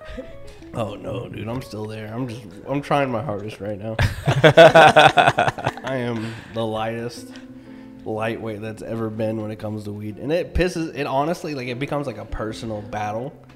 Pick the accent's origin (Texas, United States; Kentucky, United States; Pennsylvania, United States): Kentucky, United States; moved away as an adult; I'm from Kentucky